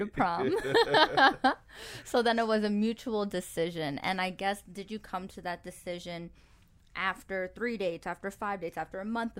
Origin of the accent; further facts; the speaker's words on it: New York, United States; now in Dubai, United Arab Emirates; I'm from New York